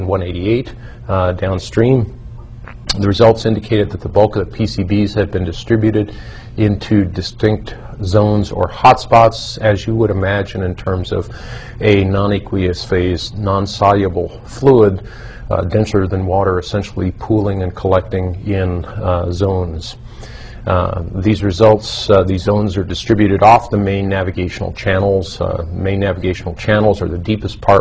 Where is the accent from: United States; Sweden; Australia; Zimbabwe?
United States; New York; I fished there as a child when I was raised in New York